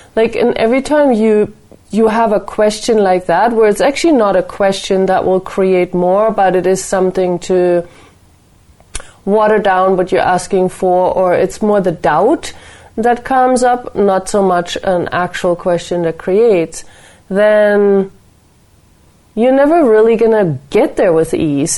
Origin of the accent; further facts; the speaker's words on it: Nuremberg, Bavaria, Germany; my hometown, Nuremberg